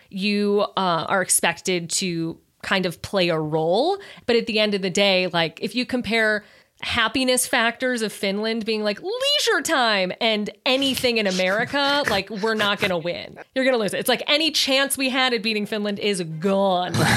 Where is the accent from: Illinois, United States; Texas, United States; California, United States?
Illinois, United States; Chicago; I'm from Chicago